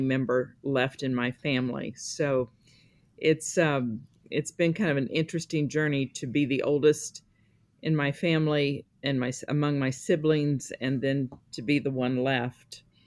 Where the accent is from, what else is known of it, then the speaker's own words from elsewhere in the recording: Missouri, United States; I was born in Missouri